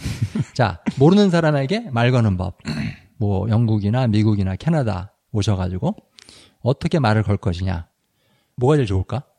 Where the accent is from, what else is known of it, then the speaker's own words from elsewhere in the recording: South Korea; now in United States; 나도 한국 사람